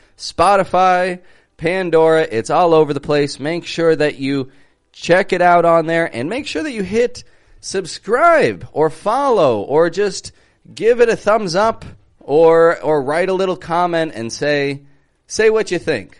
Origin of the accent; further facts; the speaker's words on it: Toronto, Ontario, Canada; I'm from Toronto, Canada